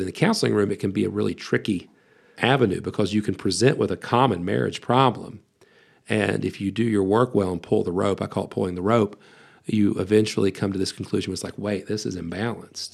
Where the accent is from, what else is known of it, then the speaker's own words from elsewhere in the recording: West Virginia, United States; I was born and raised in West Virginia